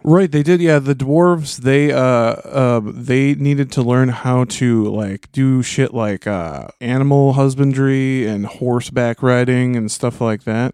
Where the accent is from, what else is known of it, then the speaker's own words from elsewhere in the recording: Minneapolis–Saint Paul, Minnesota, United States; We're from the, we're from the Twin Cities